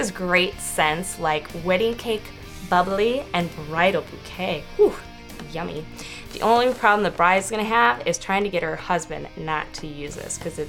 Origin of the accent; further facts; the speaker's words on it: Wisconsin, United States; I'm from Wisconsin